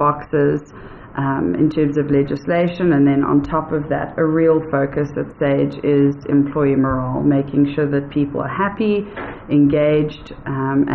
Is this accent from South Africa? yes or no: yes; South Africa; also born or lived in United States; I'm a white female South African